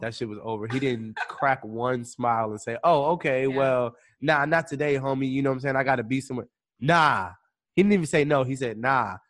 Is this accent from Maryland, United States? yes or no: yes; Maryland, United States; moved away as an adult; now in Los Angeles, United States; I'm from Maryland. I'm from all the way across the United States. You know, like Baltimore, D.C., like Maryland, that area.